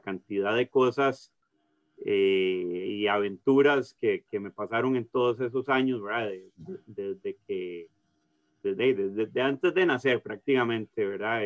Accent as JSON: {"language": "Spanish", "region": "San José", "country": "Costa Rica", "also_born_or_lived": "Caribbean side of Costa Rica", "said": "soy de San José, pues de tener la, oportunidad de criarme, eh, pues de viajando por todo el país con mi papá"}